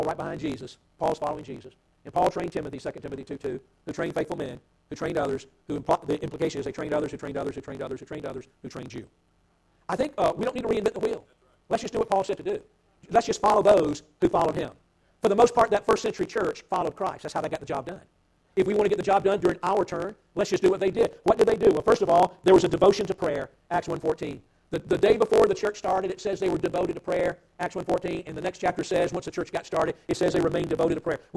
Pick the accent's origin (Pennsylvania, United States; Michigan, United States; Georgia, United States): Georgia, United States; Atlanta; I'm from Atlanta.